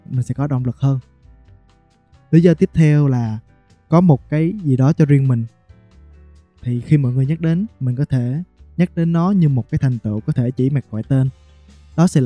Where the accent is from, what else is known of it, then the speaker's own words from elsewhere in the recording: Bình Định, Vietnam; hiện tại là 24 tuổi, mình đến từ Bình Định.